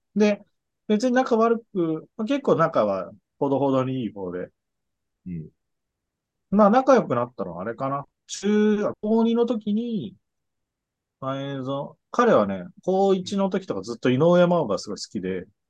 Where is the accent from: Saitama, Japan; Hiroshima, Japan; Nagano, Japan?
Nagano, Japan; moved away as an adult; now in Tokyo, Japan; 高校1年の春ですね。長野県の